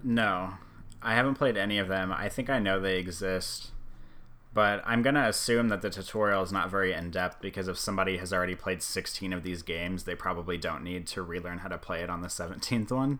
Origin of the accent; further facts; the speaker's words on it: Omaha, Nebraska, United States; I'm from Omaha